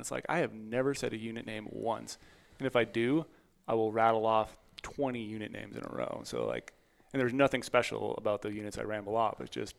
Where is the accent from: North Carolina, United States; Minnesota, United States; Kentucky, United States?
Minnesota, United States; I grew up in Minnesota.